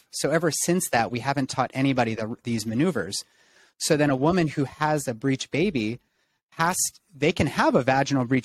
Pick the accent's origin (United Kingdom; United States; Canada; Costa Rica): United Kingdom; England; I'm English.